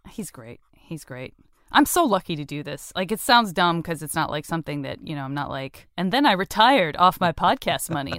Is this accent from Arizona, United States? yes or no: yes; Tucson, Arizona, United States; moved away; I'm from Tucson, Arizona